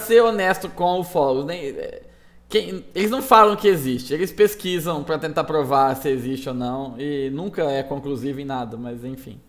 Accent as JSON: {"language": "Portuguese", "town": "Mirassol", "region": "São Paulo", "country": "Brazil", "tie": "born or raised there", "said": "a minha terra natal, a cidade de Mirassol"}